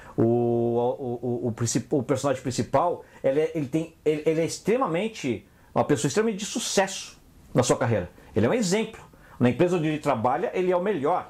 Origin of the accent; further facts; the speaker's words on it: Brazil; moved away as an adult; also born or lived in England; eu saí do Brasil e fui trabalhar com gerente de projeto lá na Inglaterra